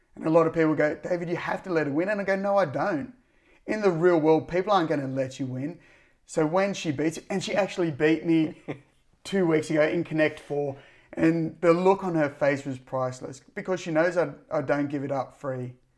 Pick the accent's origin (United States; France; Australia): Australia; Cronulla, New South Wales; I'm from the Cronulla district